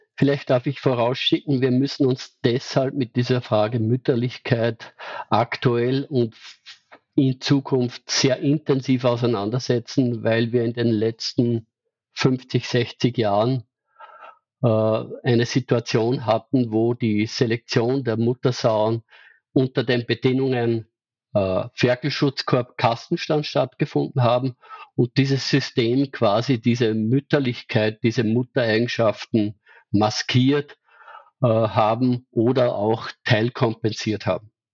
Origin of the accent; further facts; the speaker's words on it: Austria; bei uns in Österreich